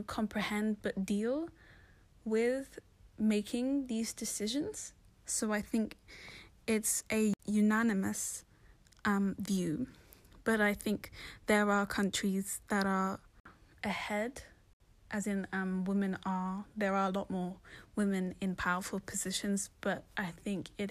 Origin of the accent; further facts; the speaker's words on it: London, United Kingdom; I was born in London, but my parents are from Somalia, so I'm Somali.